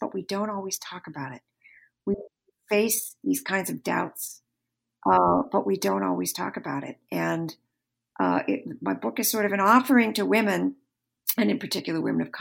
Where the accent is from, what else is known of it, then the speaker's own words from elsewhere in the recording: Michigan, United States; you and I grew up in the same hometown. I grew up in the Roman Catholic faith. And the church that I grew up in Michigan, is still all white